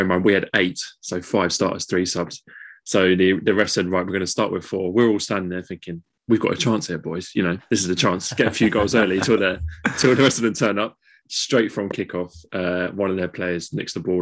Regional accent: London, United Kingdom; we're all from East London.

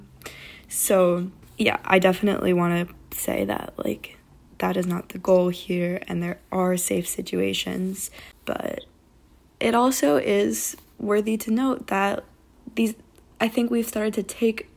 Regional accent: New York, United States; moved away as an adult; now in Los Angeles, United States; my hometown, which is a very predominantly white area in New York, a suburban town

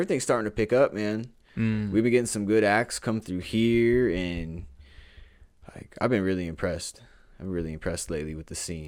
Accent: Houston, Texas, United States; I know I told a lot of people I'm from Houston. I mean, I call myself from Houston, bro, because that's where, like, the birth of me, I feel like the birth of, like, who I really was came out living down there

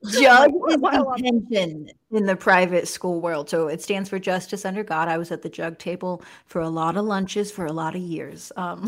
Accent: Spokane, Washington, United States; I'm from Spokane, obviously. So, like, I know Jesuit from growing up.

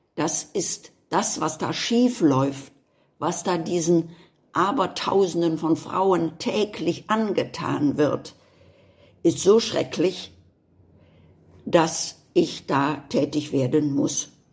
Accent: Germany; dass ich Deutsche bin.

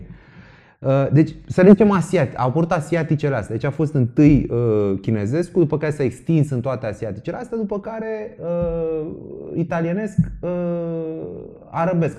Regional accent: Bucharest, Romania; eu cât am crescut în București

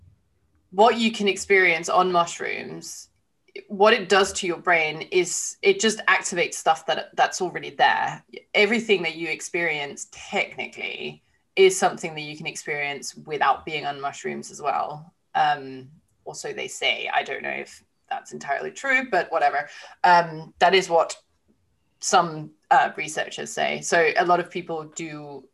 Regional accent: Denmark; we're both from Denmark

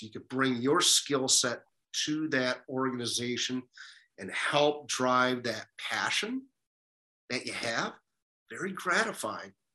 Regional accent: Detroit, Michigan, United States; moved away as an adult; also born or lived in San Diego; Growing up in Detroit

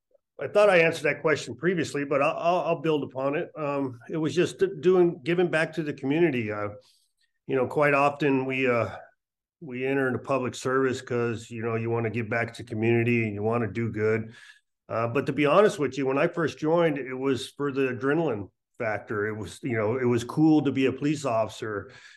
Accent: Las Vegas, Nevada, United States; also born or lived in Misawa, Japan / Europe; I was born in Misawa, Japan, on an Air Force base, and migrated around Europe. And so I've been, before I came to Las Vegas, went to Rancho High School here locally in Las Vegas

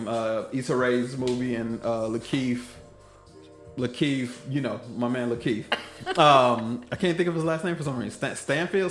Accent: Killeen, Texas, United States; also born or lived in Oakland, California / Las Vegas, Nevada; I was born in Oakland, California. I was raised in Killeen, Texas, all the way until I was 18

